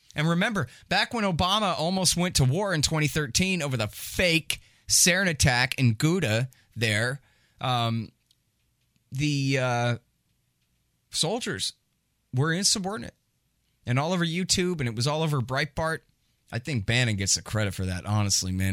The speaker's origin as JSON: {"language": "English", "region": "Texas", "country": "United States", "said": "I'm from Texas"}